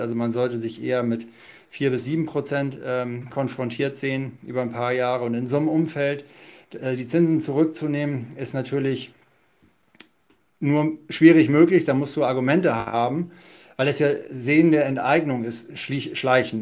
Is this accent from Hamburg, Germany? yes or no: yes; Hamburg, Germany; Wir kommen ja beide da aus Hamburg